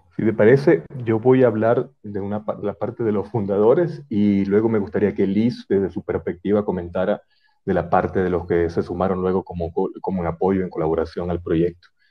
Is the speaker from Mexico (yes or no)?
no; Venezuela; moved away as an adult; now in Ecuador; tenemos cinco años en Ecuador, nosotros emigramos, ambos somos venezolanos